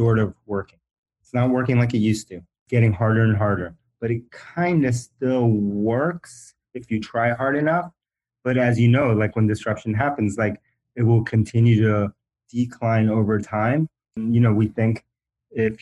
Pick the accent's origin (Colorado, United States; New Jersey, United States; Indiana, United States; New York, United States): New York, United States; New York City; first language Spanish; English is a second language; also born or lived in Bronx, New York; I was born in the Bronx, New York. And then I grew up, we moved and I grew up largely in Queens, New York